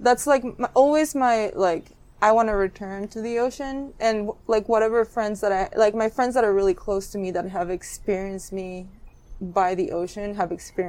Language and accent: English; Mazatlán, Sinaloa, Mexico; moved away; I'm from a city called Mazatlan, and it's in the state of Sinaloa, which is in the Pacific coast of Mexico.